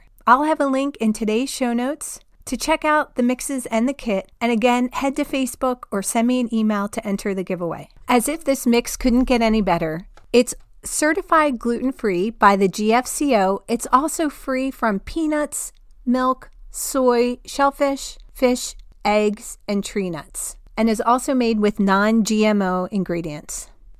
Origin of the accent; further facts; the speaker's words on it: New Jersey, United States; I grew up in New Jersey, the land of pizza parlors on every corner.